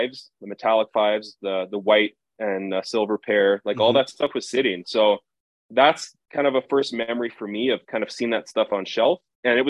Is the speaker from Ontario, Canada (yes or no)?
no; Winnipeg, Manitoba, Canada; I grew up in Winnipeg